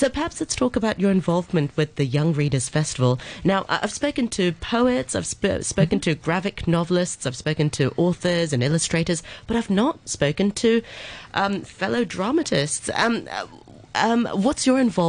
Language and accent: English; Hong Kong; when I was growing up in Hong Kong